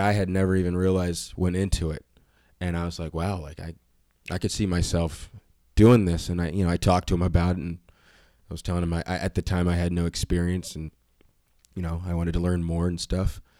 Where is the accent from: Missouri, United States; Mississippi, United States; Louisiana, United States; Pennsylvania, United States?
Pennsylvania, United States; Reading; I'm from Reading, Pennsylvania.